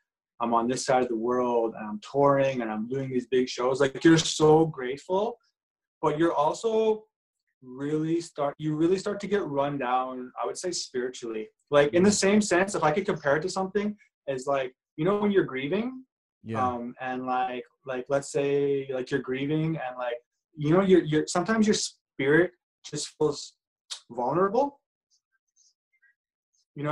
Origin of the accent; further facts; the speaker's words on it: Edmonton, Alberta, Canada; growing up in Edmonton